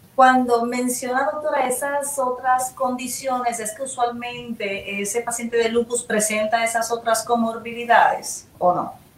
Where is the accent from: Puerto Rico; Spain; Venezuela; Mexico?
Puerto Rico